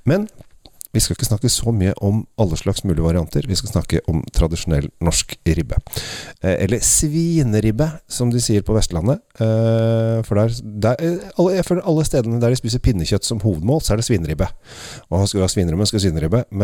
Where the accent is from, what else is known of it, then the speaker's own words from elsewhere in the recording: Italy; Norwegian is a second language; Ja, i Italia, der jeg kommer fra, så vi, eh, drikker vi ofte en vin er, fra en drue som heter Scuppetino.